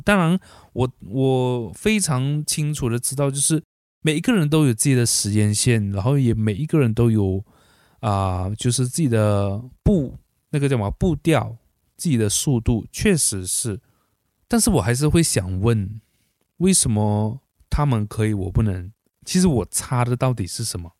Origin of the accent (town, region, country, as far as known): Malaysia; born or raised there